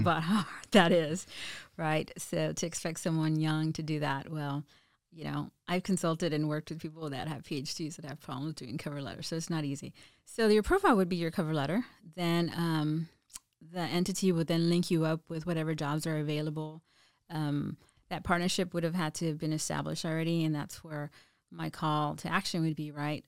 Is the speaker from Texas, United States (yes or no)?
yes; Mission, Texas, United States; moved away as an adult; now in San Antonio, United States; I'm from South Texas, all around here. Um, started at a border town south of, four hours south of here